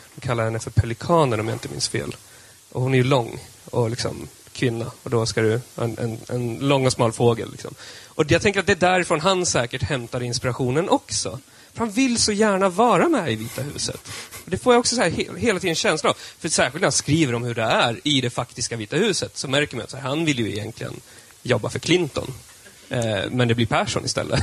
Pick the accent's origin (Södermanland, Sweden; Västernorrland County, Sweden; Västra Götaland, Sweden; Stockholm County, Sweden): Södermanland, Sweden; jag är sörmlänning